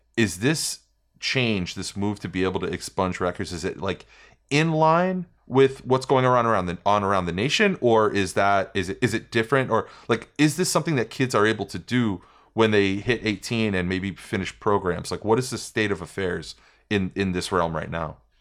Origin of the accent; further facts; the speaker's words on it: New York, United States; moved away as an adult; also born or lived in Las Vegas; when I was a kid and I was growing up in New York